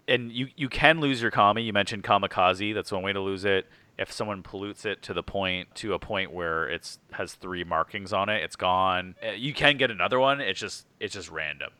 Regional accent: Canada; being Canadian

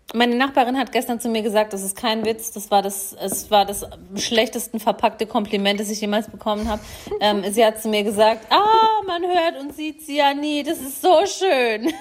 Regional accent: Germany; accent: Odenwälder Dialekt; da, wo ich herkomme, ähm, äh, so Odenwälder Dialekt

